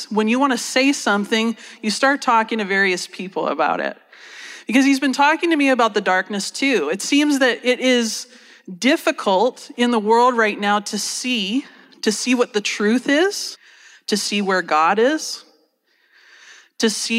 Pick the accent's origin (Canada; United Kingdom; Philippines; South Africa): Canada; moved away as an adult; also born or lived in United States; So I'm Canadian, but I ended up living in the States for about 10 years